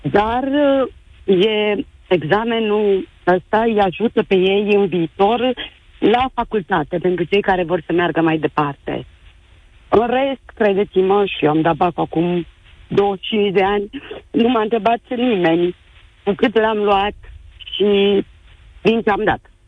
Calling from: Târgu Mureș, Mureș County, Romania; din Târgu Mureș, mama unei eleve care astăzi a dat bacul la istorie.

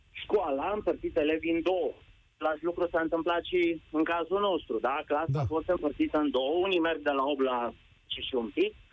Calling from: Brașov, Brașov County, Romania; Vă sunt de la Brașov, sunt la doi copii din ciclu primar.

